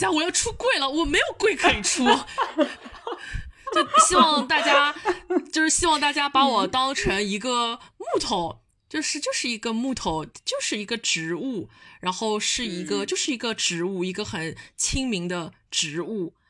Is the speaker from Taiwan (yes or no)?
no; Shanghai, China; accent: Shanghai Mandarin; 我这种上上海普通话可多了